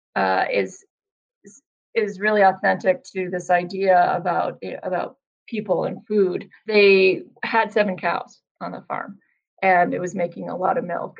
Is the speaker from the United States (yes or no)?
yes; Vermont, United States; moved away as an adult; also born or lived in Boston; I'm originally from Vermont